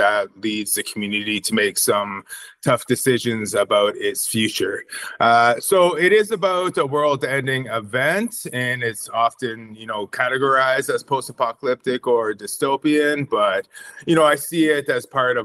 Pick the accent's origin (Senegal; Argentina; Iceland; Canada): Canada; Wasauksing First Nation, Georgian Bay, Ontario; now in Sudbury, Canada; I'm originally from Wasauksing First Nation on Georgian Bay.